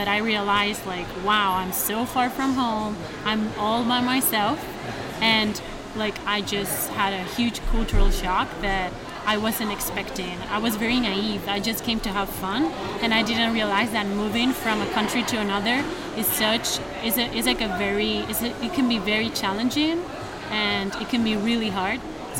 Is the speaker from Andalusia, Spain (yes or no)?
yes; Granada, Andalusia, Spain; English is a second language; now in United States; I come from Spain.